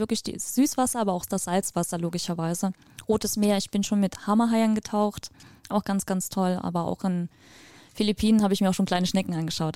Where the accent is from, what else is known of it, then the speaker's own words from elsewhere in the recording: Ukraine; moved away; Wir sind aus der Ukraine ursprünglich. Ich bin auch da geboren